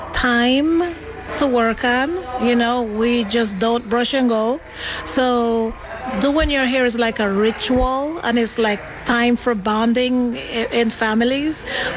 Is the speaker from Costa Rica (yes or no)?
yes; Limón, Costa Rica; moved away as an adult; also born or lived in New York / California; now in Oakland, United States; I was born in Costa Rica, in the city by the name of Limon, Costa Rica. It's on the Atlantic coast of Costa Rica